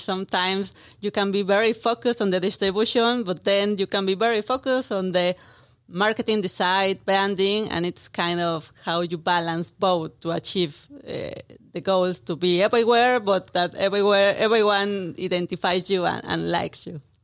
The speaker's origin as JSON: {"language": "English", "region": "Mexico City", "country": "Mexico", "second_language": "English", "moved": "as an adult", "said": "I'm from Mexico City, as you can hear from my accent"}